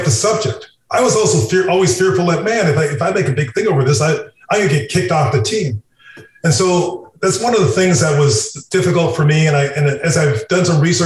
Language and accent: English; Canada; now in United States; I'm a Canadian, I've lived in the United States for a lot of years, and I lived all over the States